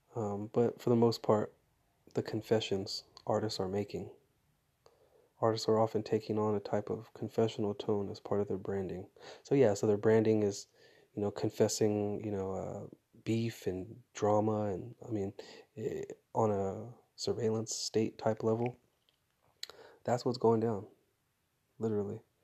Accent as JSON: {"language": "English", "town": "Fresno", "region": "California", "country": "United States", "tie": "born or raised there", "said": "growing up in Fresno"}